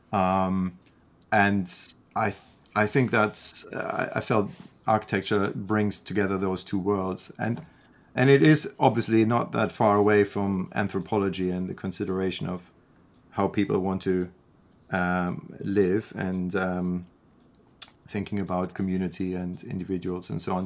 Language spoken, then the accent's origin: English; Freiburg, Baden-Württemberg, Germany; moved away as an adult; also born or lived in London, United Kingdom; now in Canada; grew up in in Freiburg, which is um, a university town and a historic city